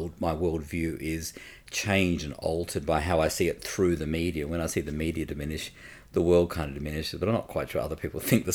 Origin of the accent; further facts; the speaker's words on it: Perth, Western Australia, Australia; I grew up in a very, very poor suburb, Manning.